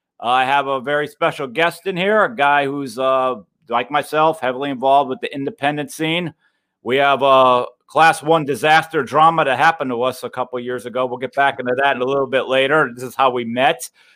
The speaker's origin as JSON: {"language": "English", "town": "Philadelphia", "region": "Pennsylvania", "country": "United States", "said": "because I'm a Philly guy too."}